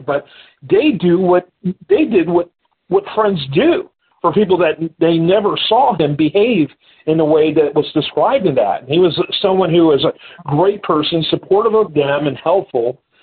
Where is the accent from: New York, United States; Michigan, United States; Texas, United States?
Michigan, United States; I'm from Michigan